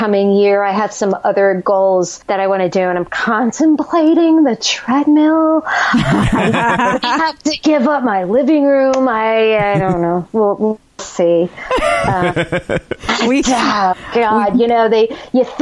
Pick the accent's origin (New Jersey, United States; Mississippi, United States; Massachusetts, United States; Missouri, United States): New Jersey, United States; we're both from Jersey